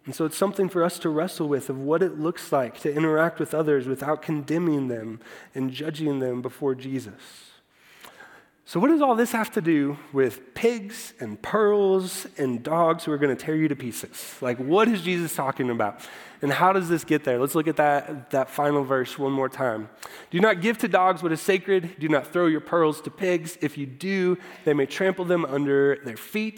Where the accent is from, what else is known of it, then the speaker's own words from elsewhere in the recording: Iowa, United States; I grew up in Iowa